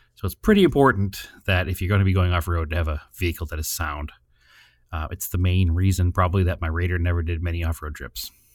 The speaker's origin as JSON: {"language": "English", "region": "New England", "country": "United States", "said": "We come from New England"}